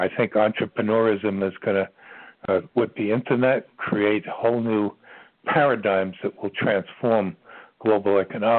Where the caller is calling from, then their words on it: Ashland, Virginia, United States; I'm calling from the center of the universe. That's what they call Ashland, Virginia, believe it or not.